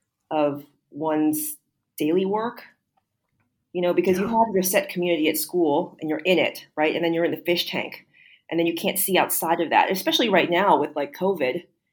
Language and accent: English; United States; moved away as an adult; now in Singapore; I'm an American.